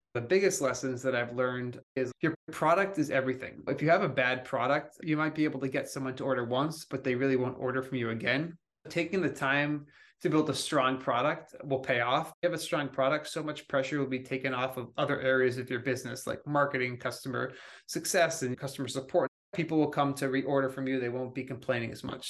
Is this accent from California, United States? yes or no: no; outside of Boston, Massachusetts, United States; I grew up outside of Boston